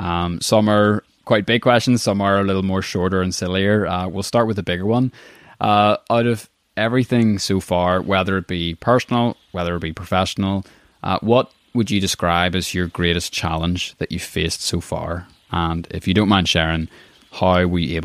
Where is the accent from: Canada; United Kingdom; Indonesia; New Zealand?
United Kingdom; Belfast, Northern Ireland; growing up in Belfast.